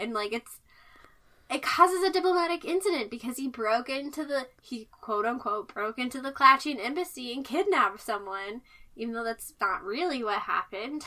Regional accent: United States

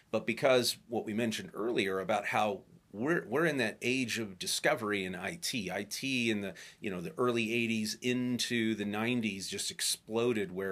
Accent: Illinois, United States; you know, growing up outside of Chicago.

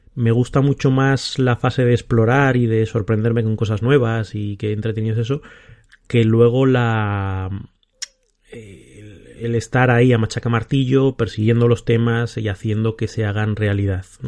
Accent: Salamanca, Castile and León, Spain; also born or lived in Bilbao / Madrid; now in Aranda de Duero, Spain; soy de Salamanca y después de vivir en Bilbao y en Madrid, ahora vivo en Aranda de Duero, Burgos

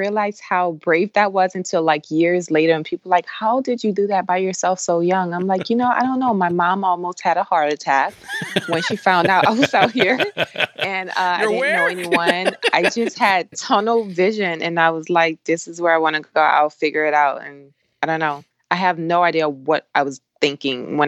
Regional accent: New Orleans, Louisiana, United States; moved away as an adult; now in Los Angeles, United States; I am from New Orleans, Louisiana, and I came out here as a rescue from Hurricane Katrina.

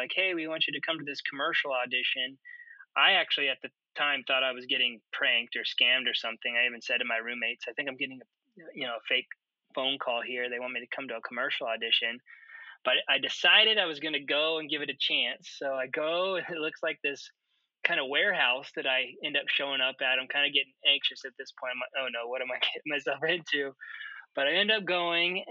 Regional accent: Council Bluffs, Iowa, United States; also born or lived in Omaha, Nebraska; I grew up in Council Bluffs, Iowa, and I went just across the river to Omaha, Nebraska, to Creighton University for school

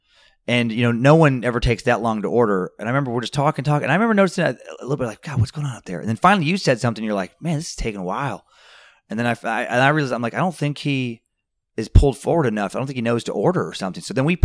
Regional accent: Riggins, Idaho, United States; also born or lived in Grangeville, Idaho; I was born in Grangeville, Idaho, only because Riggins, Idaho, which is where we actually lived, is not big enough for its own hospital.

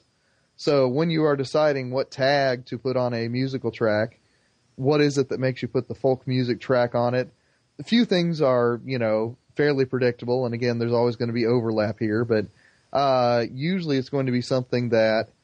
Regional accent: Plainfield, Indiana, United States; in Plainfield, Indiana, my hometown, there is one of the largest mosques in the Midwest

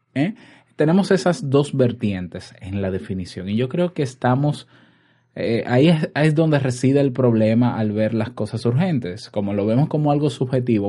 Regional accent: Dominican Republic; en mi país, República Dominicana

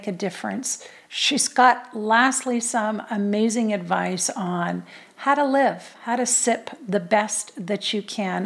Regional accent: north of Toronto, Ontario, Canada; moved away as an adult; also born or lived in Manitoulin Island area, Ontario; now in United States; I was born there and the family moved down when I was 2

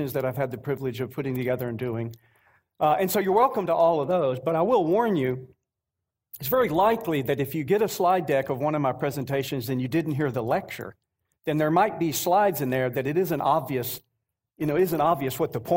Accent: North Georgia, United States; Rebecca and I are from North Georgia, right around the Atlanta area

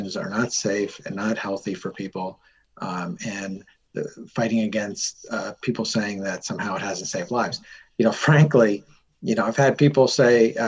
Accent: Norwalk, Connecticut, United States; I'm from Norwalk.

